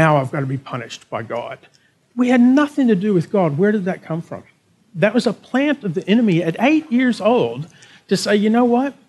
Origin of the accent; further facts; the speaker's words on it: Texas, United States; moved away as an adult; now in Berwick, Australia; as a Texan and as an American